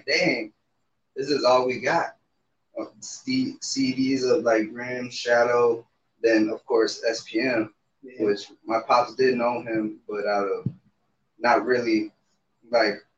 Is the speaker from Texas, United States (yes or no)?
yes; Somerset, Texas, United States; also born or lived in San Antonio, Texas; I'm from Somerset, Texas, from a little deep part of South.